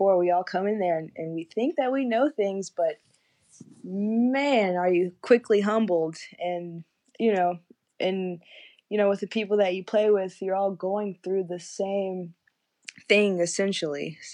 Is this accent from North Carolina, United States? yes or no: yes; High Point, North Carolina, United States; I'm from High Point